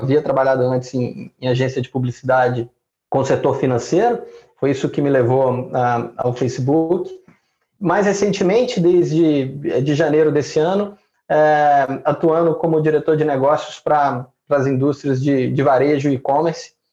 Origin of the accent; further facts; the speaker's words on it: Belo Horizonte, Minas Gerais, Brazil; Bom, eu sou mineiro de, de Belo Horizonte